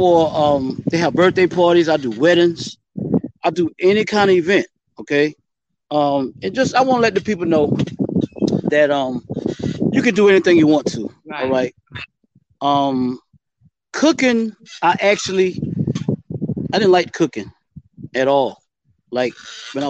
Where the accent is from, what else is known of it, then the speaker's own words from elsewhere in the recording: Orangeburg, South Carolina, United States; also born or lived in Charlotte, North Carolina / Greenwood, South Carolina; I'm from Orangeburg, South Carolina. I've been around a long time in the community.